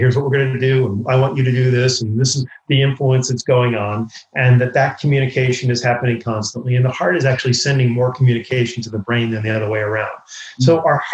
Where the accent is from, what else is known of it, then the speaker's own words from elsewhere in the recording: New York, United States; I grew up in New York.